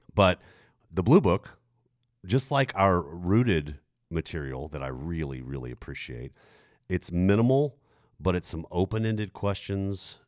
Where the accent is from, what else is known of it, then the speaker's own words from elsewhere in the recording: Germany; moved away; I grew up in Germany